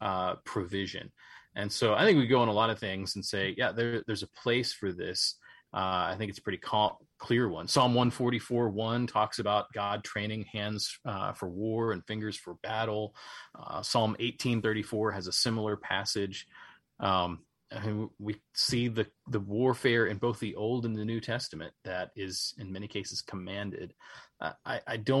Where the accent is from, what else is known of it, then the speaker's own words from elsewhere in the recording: Charleston, West Virginia, United States; my hometown of Charleston, West Virginia